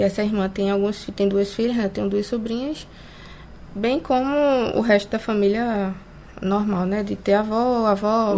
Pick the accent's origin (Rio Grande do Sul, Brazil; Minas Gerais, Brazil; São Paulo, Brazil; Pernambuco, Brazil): Pernambuco, Brazil; bairro da Vaz; now in Olinda, Brazil; eu morei 27 anos né, no bairro da Vaz, é hoje que eu não moro mais lá, eu me mudei. Hoje eu moro na periferia de Olinda